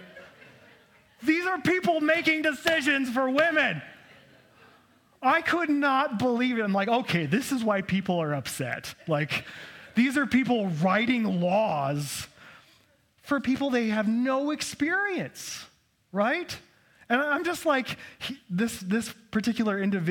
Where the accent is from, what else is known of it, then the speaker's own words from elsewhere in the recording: Idaho, United States; I was born here in Idaho and grew up here